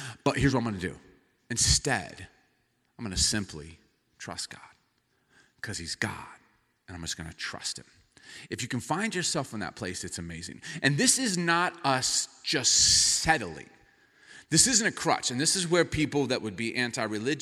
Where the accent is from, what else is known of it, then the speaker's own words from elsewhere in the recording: the South, United States; moved away as an adult; now in Seattle, United States; we're from the South, and in the South, you say hi to people and smile